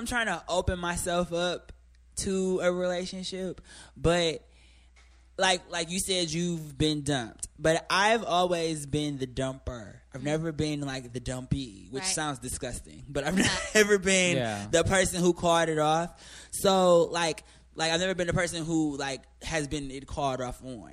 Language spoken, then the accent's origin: English; Midwest, United States; I'm from the Midwest